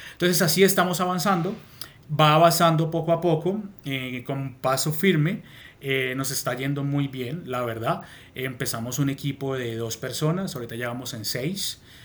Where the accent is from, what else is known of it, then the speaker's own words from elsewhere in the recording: Colombia; moved away as an adult; now in Madrid, Spain; vivo en Madrid, capital, hace más de 12 años, eh, pero soy colombiano